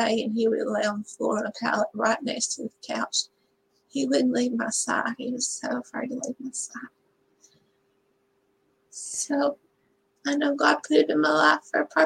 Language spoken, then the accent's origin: English; Texas, United States; I can never leave Texas. Live my hometown for more than 4.5 years, and some sort of tragedy or trauma brings me back